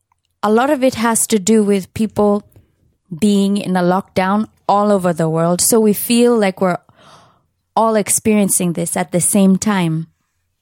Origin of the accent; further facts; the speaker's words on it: Kenya; my being a Kenyan who is not from the higher echelons in society